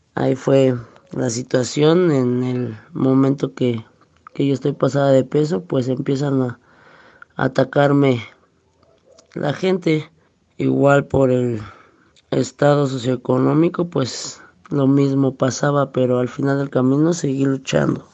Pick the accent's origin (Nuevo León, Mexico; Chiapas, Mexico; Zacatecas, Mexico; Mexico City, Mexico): Mexico City, Mexico; nací en el Distrito Federal